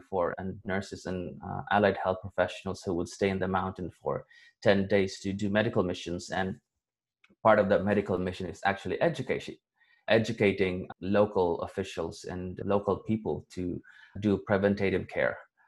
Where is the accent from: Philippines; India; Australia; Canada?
Philippines; Valencia; moved away as an adult; my hometown, because I used to grow up in Valencia in this rural community